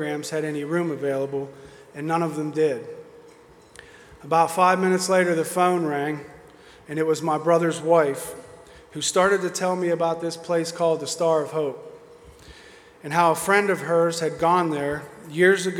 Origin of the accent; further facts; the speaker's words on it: Oakmont, Pennsylvania, United States; I'm originally from Pittsburgh, Pennsylvania, from a small town called Oakmont. I grew up without my father